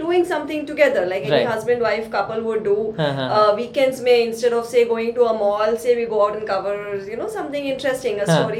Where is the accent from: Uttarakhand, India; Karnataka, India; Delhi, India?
Karnataka, India; Bangalore; Like any true blood Bangalorean growing up in Bangalore, I had to grow up and do my engineering.